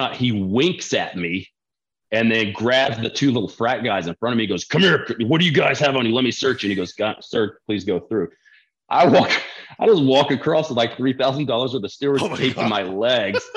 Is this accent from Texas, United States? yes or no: yes; Texas, United States; growing up in Texas, like we didn't have access to that when we were in high school